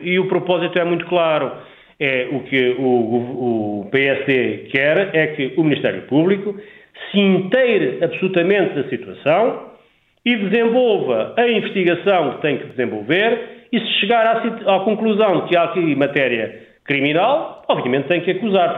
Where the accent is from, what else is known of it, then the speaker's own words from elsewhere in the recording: Miranda do Douro, Norte, Portugal; a minha terra, para Miranda do Douro e para trás do montes em geral